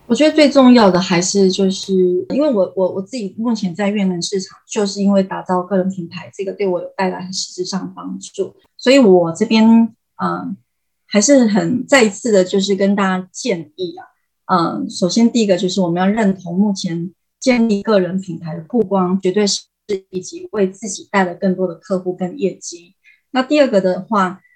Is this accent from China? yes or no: no; Taiwan; moved away as an adult; also born or lived in Tainan, Taiwan; now in Vietnam; 我们台湾人